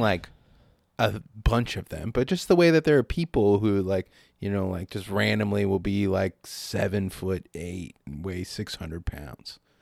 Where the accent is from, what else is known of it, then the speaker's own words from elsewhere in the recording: San Diego, California, United States; growing up in San Diego